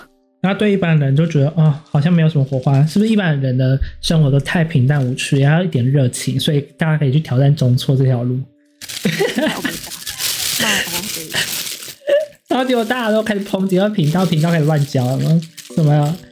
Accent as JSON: {"language": "Chinese", "country": "Taiwan", "tie": "born or raised there", "said": "我是南口的偏乡，到山里面隐居的那种"}